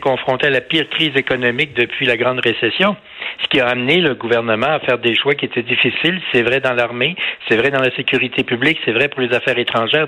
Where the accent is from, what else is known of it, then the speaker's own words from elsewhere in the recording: Canada; je suis un Canadien, je suis fier d'être Canadien, j'aime mon pays